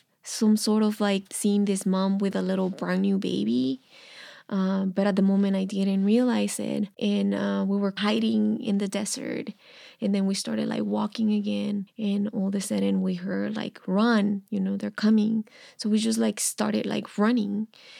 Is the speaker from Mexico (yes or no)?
yes; Mexico; And I was like, I'm from Mexico.